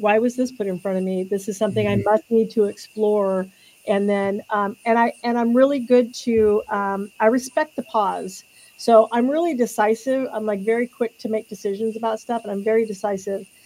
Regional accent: California, United States; I grew up in California also

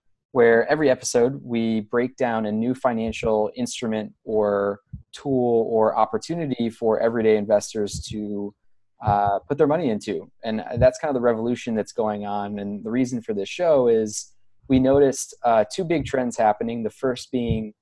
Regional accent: Toledo, Ohio, United States; moved away; I'm in your neck of the woods now over in Toledo, which is my hometown

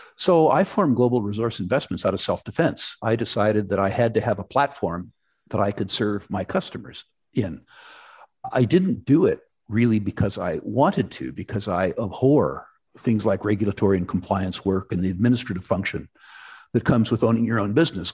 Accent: San Jose, California, United States; moved away as an adult; also born or lived in Vancouver, Canada; As a very young man, I grew up in Silicon Valley, uh, San Jose, California, to be exact

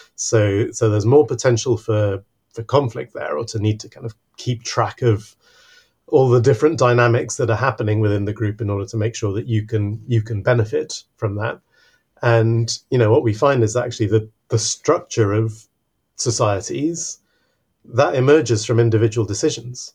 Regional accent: Mexico City, Mexico; now in Exeter, United Kingdom; I actually grew up in in a huge city. I grew up in Mexico City.

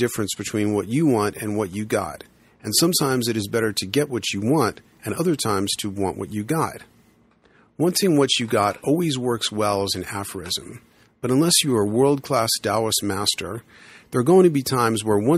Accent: New York City, New York, United States; now in Boulder, United States; When I grew up in the Bronx, back in the day, there were the kids on my block

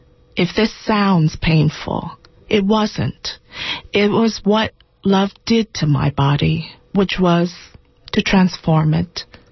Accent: Boiling Springs, North Carolina, United States; now in New York City, United States; I grew up in Boiling Springs, North Carolina. My parents were Thomas and Deanne.

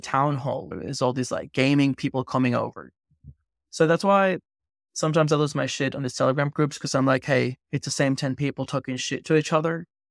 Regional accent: Venezuela; I grew up in Venezuela

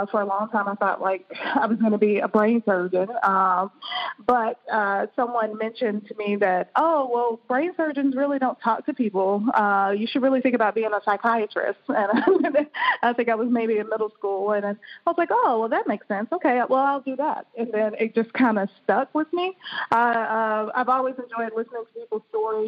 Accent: Birmingham, Alabama, United States; moved away; also born or lived in Boston, Massachusetts / Maryland; I'm originally from Birmingham, Alabama

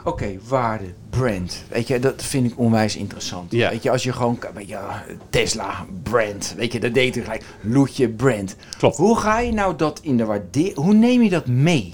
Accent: Westland, South Holland, Netherlands; moved away; ik kom uit het Westland

